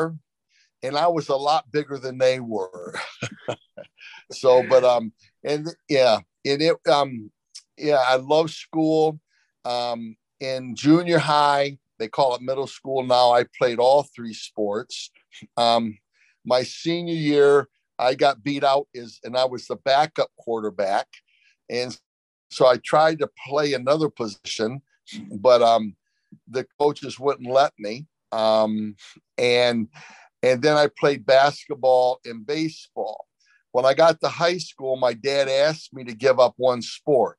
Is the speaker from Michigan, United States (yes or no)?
yes; Flint, Michigan, United States; I grew up in Flint, Michigan